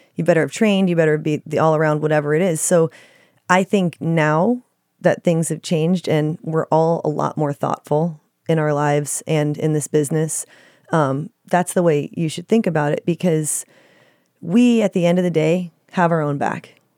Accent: Dallas, Texas, United States; now in Los Angeles, United States; I grew up in Dallas, Texas

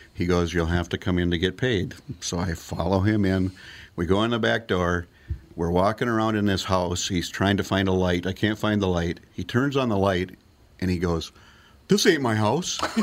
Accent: Bloomington, Minnesota, United States; I grew up in Bloomington, mm-hmm. Minneapolis

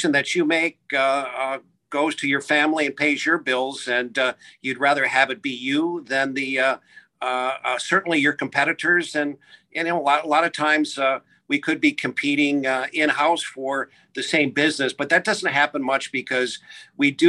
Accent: Midwest, United States; now in New Jersey, United States; being a Midwesterner

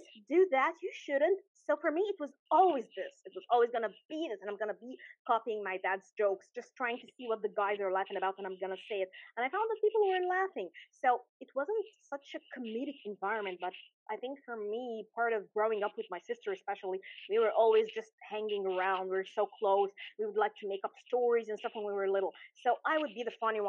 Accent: Alexandria, Alexandria Governorate, Egypt; I'm a small town girl at heart. I've been in Alexandria all my life

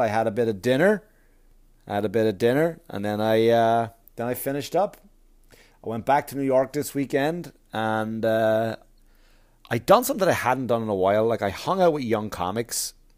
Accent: Wexford, Leinster, Ireland; Wexford, Wexford, Ireland, my hometown.

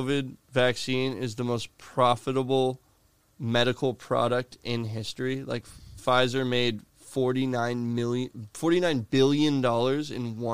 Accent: Florida, United States; my hometown is not as enjoyable as it once was

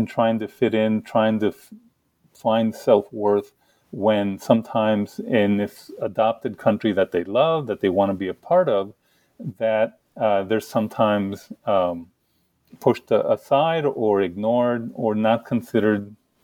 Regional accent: El Paso, Texas, United States; moved away as an adult; now in Kent, Connecticut, United States; I grew up in El Paso. You know, I grew up very poor along the Mexican border. In fact, less than a quarter of a mile from Mexico in Texas

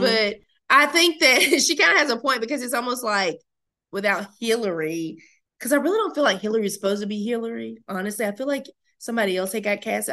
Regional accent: the South, United States; when I'm in New York, I'm like just so southern

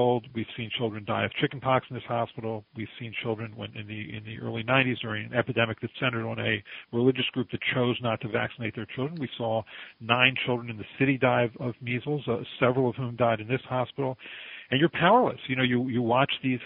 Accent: Baltimore, Maryland, United States; now in Philadelphia, United States; I was born and raised in Baltimore, Maryland

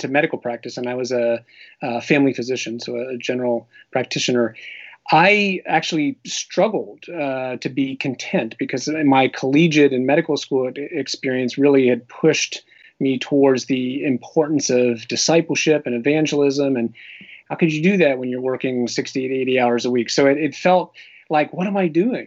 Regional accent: Pennsylvania, United States; I grew up in Pennsylvania

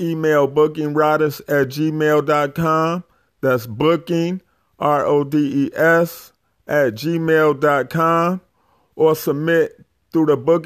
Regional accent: Chicago, Illinois, United States; I'm from Chicago

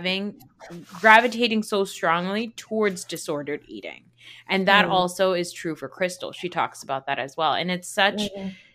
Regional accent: United States; as a South Asian growing up in America

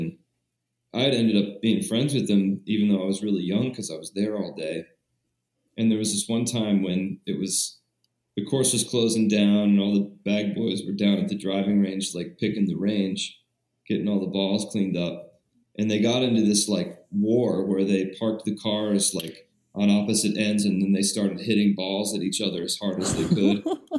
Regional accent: Springfield, Ohio, United States; Springfield, Ohio.

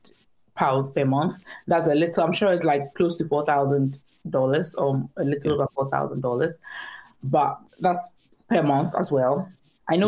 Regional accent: Ghana; moved away as an adult; now in United Kingdom; I'm originally from Ghana. That's where I trained as a nurse. And then I relocated to the UK to practice as a nurse. So I've been in the UK for about 4 years now

